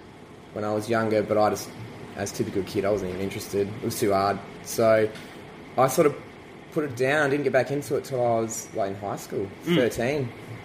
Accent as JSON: {"language": "English", "town": "Adelaide", "region": "South Australia", "country": "Australia", "tie": "born or raised there", "said": "I'm born and raised Adelaide."}